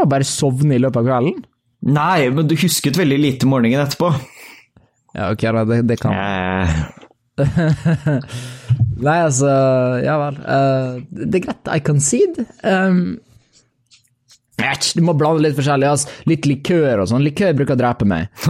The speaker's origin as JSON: {"language": "Norwegian", "country": "Norway", "said": "Ærlig talt, som en nordmann som sitter og hører nyheter fra USA om liksom school shootings og, uh, og police brutality og styr altså"}